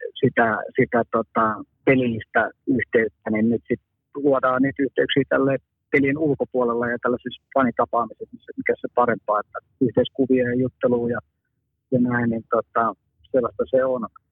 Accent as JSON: {"language": "Finnish", "country": "Finland", "said": "ollaan Suomesta"}